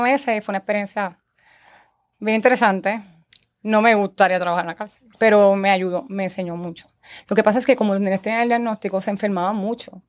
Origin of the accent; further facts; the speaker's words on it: Guaynabo, Puerto Rico; also born or lived in Santurce; yo nací en Santurce, me he criado en Guaynabo, llevo 38 años, 35 años viviendo en Guaynabo